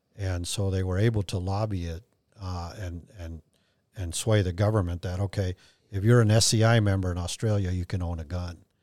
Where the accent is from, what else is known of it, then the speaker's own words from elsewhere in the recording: Mexico; moved away; I have dual citizenship and, and I was born in Mexico and I, I'm fluent in Spanish